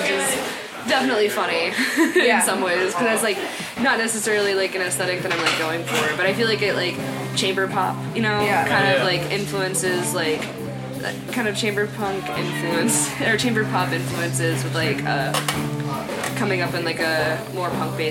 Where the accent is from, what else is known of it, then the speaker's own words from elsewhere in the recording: Dallas, Texas, United States; moved away as an adult; now in Boston, United States; I'm from Dallas